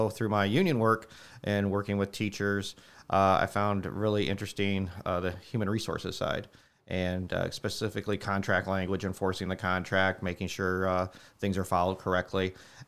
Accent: New Carlisle, Indiana, United States; I am from New Carlisle. Grew up just to the west. Yep, went to New Prairie, class of 95.

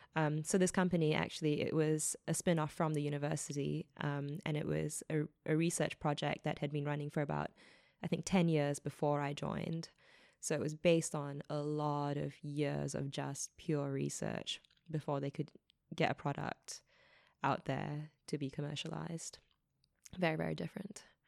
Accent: New Zealand; moved away as an adult; also born or lived in Australia; as a New Zealander

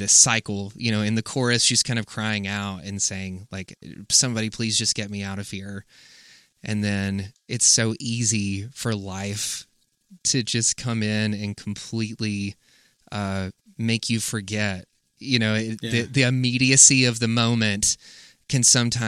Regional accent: South Carolina, United States; a very similar area and space that I grew up in South Carolina

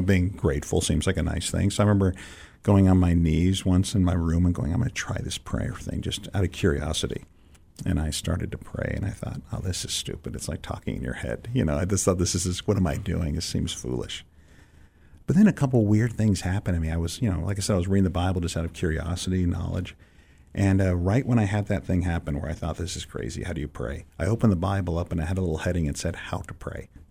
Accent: San Francisco, California, United States; moved away as an adult; also born or lived in Israel; I'm growing up in San Francisco, so it's not like you're, you're not in the middle of church culture

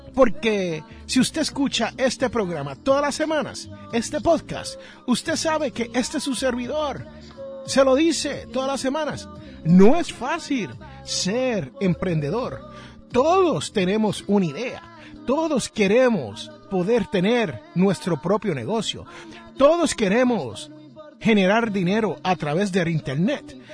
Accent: Puerto Rico; also born or lived in Jersey City, New Jersey; donde yo me crié, en la isla del encanto

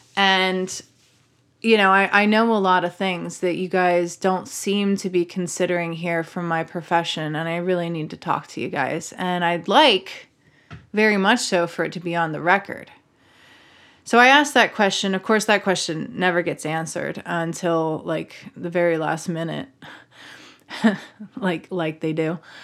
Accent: Maryland, United States; I'm from Maryland.

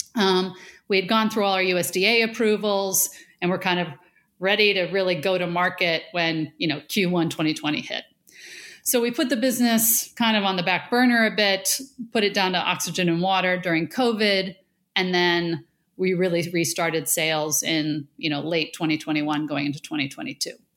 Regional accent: Buffalo, New York, United States; I grew up in Buffalo, south of Buffalo, right? You know, we're the Rust Belt.

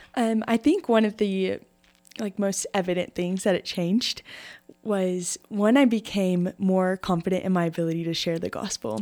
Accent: Shallowater, Texas, United States; I grew up in Shalawather. My whole life

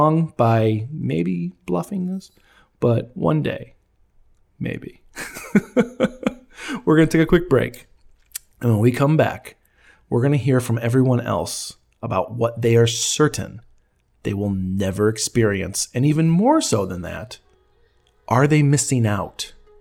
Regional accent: Elgin, Illinois, United States; my hometown of Elgin, Illinois

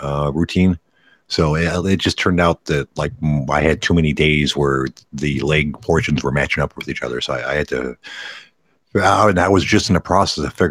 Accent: Detroit, Michigan, United States; I'm actually from Detroit. The burbs of Detroit.

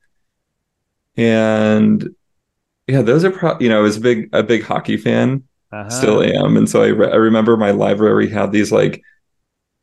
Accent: an hour west of St. Louis, Missouri, United States; also born or lived in Carbondale, Illinois; I was born in Illinois and I grew up around St. Louis, Missouri. Okay. Yeah, I grew up most of my life like an hour west of St. Louis.

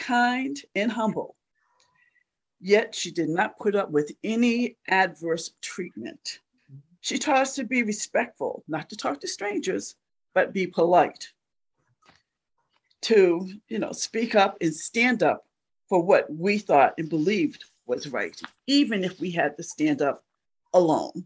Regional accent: Boston, Massachusetts, United States; I am Bostonian. I was born here.

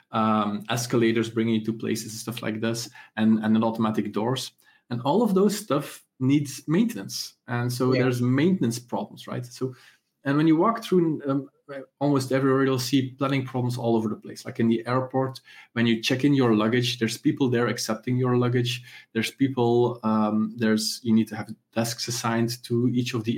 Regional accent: Ghent, Flanders, Belgium; I come from Ghent, from Belgium

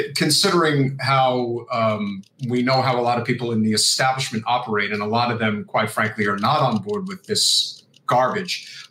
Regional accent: New Jersey, United States; I'm from New Jersey

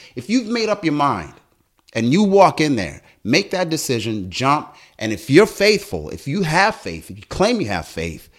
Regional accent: South Africa; also born or lived in Botswana; now in United States; You know, I was born in Botswana. Long story short, and you'll see this, it's all in the book. South African, came to America because of apartheid.

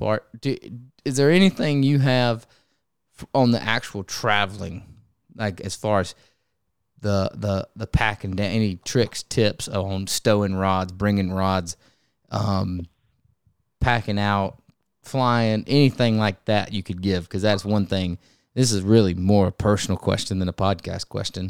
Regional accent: North Carolina, United States; I had just an inshore career growing up in North Carolina

